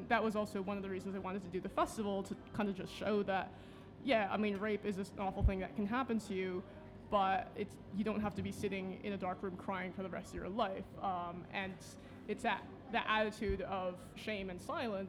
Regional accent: United States; now in London, United Kingdom; I am Chinese American

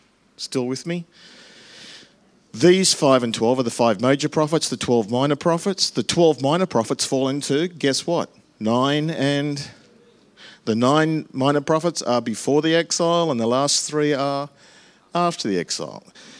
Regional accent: England, United Kingdom; But ours is right because we're English, and that's the structure.

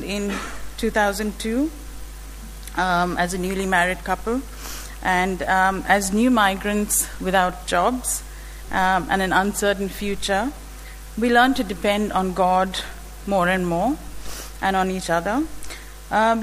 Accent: India; born or raised there; moved away

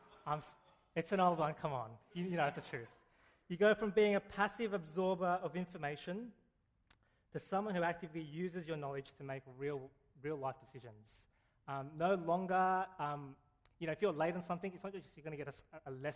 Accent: Canberra, Australian Capital Territory, Australia; I went to a pretty trashy high school in Canberra

